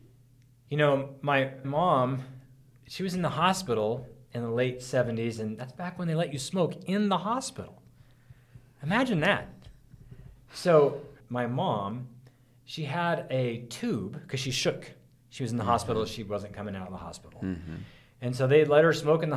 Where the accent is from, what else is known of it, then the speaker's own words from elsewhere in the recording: Oroville, California, United States; Lake Orville, I grew up in Orville, California, and Lake Orville